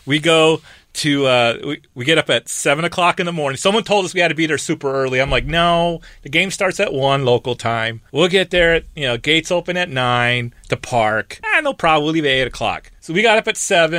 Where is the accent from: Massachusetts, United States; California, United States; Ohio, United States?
California, United States; I'm from California